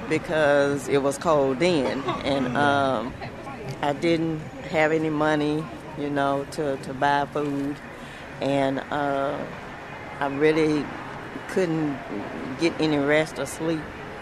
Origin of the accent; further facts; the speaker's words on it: California, United States; also born or lived in Mississippi; we're originally from California, {S9} okay. {S10} But my mother took us down to Mississippi